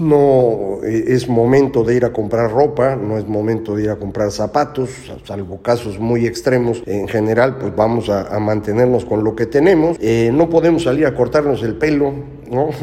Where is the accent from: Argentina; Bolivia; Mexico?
Mexico